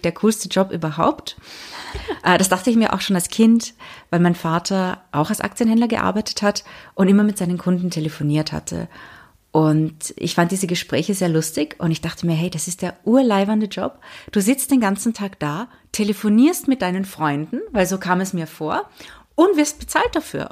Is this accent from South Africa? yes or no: no; England, United Kingdom; moved away; also born or lived in Austria / Monaco / Prague; Ich bin ja in Österreich geboren, aber in England aufgewachsen, dann nach Monaco gezogen